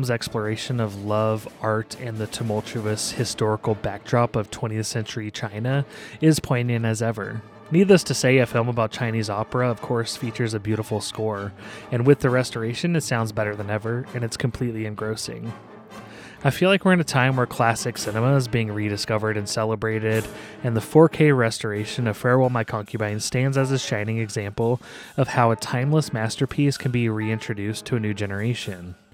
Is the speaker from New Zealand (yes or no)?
yes; New Zealand; I'm a journalist from New Zealand.